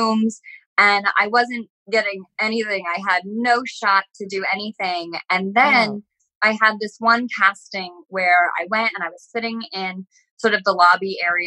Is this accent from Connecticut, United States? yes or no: yes; Connecticut, United States; I grew up in a very small town in Connecticut, which I loved.